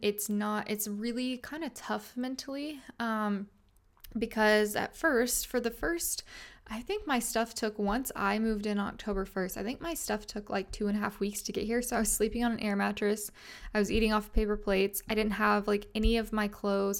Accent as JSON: {"language": "English", "town": "Little Rock", "region": "Arkansas", "country": "United States", "tie": "born or raised there", "also_born_or_lived": "Fayetteville, Arkansas", "moved": "as an adult", "said": "I grew up in a city called Little Rock, Arkansas, and then I lived there my whole life"}